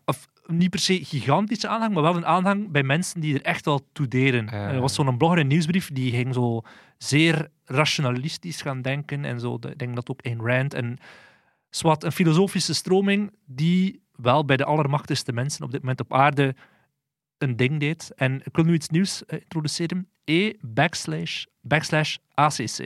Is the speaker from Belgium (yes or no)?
yes; Flanders, Belgium; ons als Vlamingen